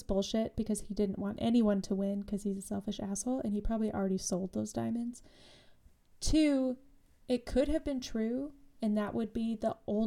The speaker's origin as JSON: {"language": "English", "region": "Utah", "country": "United States", "tie": "born or raised there", "said": "Growing up in Utah"}